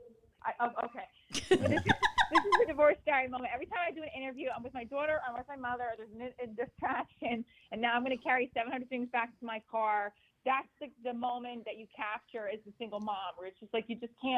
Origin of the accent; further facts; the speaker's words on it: New Jersey, United States; we're Italian from Jersey